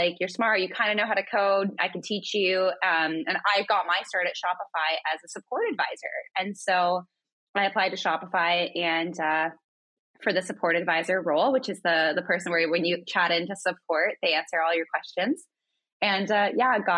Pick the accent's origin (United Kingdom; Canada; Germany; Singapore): Canada; Northern Ontario; moved away as an adult; I grew up in Northern Ontario in a little town.